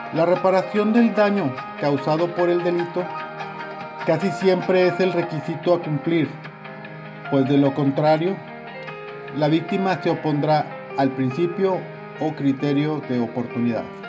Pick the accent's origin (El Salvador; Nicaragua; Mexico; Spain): Mexico; Los mexicanos estamos acostumbrados